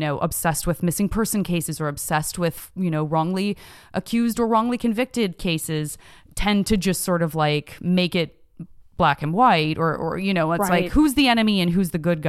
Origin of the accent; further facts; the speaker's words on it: Tucson, Arizona, United States; growing up in Tucson, Arizona, to public school teachers